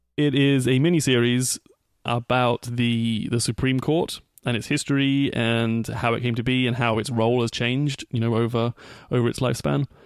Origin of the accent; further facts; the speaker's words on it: England, United Kingdom; moved away as an adult; that continent that I called home for thirty years